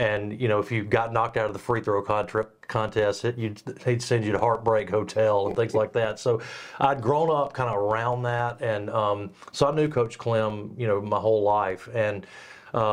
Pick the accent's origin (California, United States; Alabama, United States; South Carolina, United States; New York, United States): Alabama, United States; Jasper; I grew up playing sports in Jasper